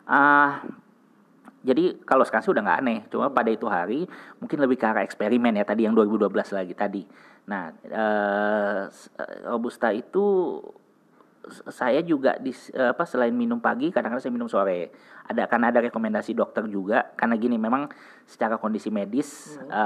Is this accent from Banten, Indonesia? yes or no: no; Jakarta, Indonesia; born there; Lahir di Jakarta, sekarang juga usaha juga di Jakarta.